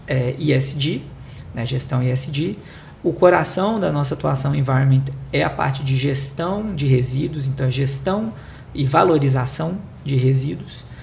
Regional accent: Belo Horizonte, Minas Gerais, Brazil; accent: mineiro; sou de Belo Horizonte, é, atuei né, a minha vida inteira é, em BH

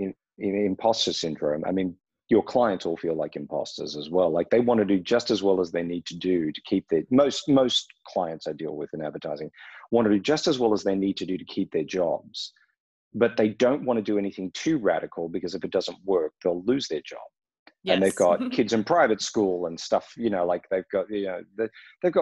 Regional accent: Australia; moved away as an adult; also born or lived in Los Angeles, United States; now in Berlin, Germany; I grew up in Australia

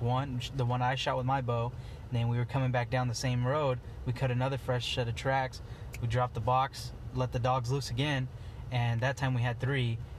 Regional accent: Eastern Oregon, United States; I'm from Eastern Oregon, and I am the founder of EO Boys

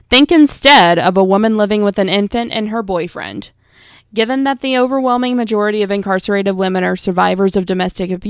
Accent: Virginia, United States; I ask you to remember the story from my home state of Virginia, Kemba Smith.

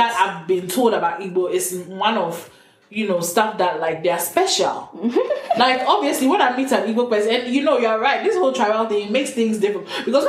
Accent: Ghana; moved away; where I'm from in Ghana

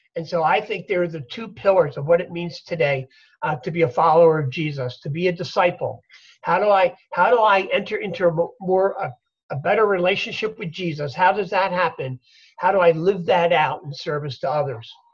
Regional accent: Philadelphia, Pennsylvania, United States; I'm a Philadelphia boy. I grew up in Philly

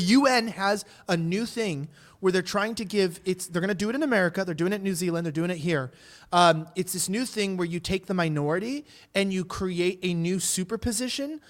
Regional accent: United States; I'm not from here. I'm from the United States.

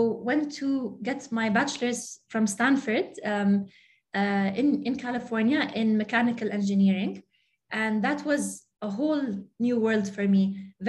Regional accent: Saudi Arabia; also born or lived in Jordan; So I grew up in Saudi Arabia and Jordan. I'm really attached to the region, really attached to my family here, everything that the culture has to offer, the food, the history, the arts, very attached to the region.

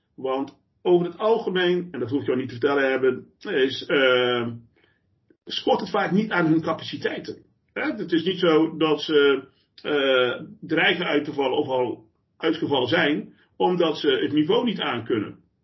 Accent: Eindhoven, North Brabant, Netherlands; moved away as an adult; now in The Hague, Netherlands; ik kom oorspronkelijk ook eh, van buiten de Randstad. Eh, ik kom uit Eindhoven

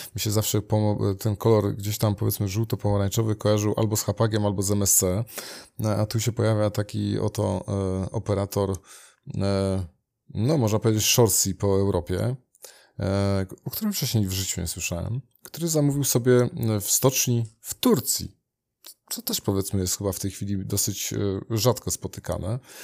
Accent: Gdynia, Pomeranian Voivodeship, Poland; rodzinnie u nas w Gdyni

